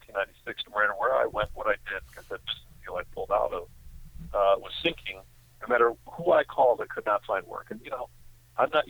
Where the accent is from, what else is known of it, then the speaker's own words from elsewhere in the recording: Chicago, Illinois, United States; I grew up in Chicago